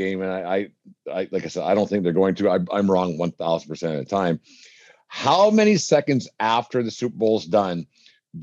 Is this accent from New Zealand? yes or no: no; Canada; I'm white kid from Canada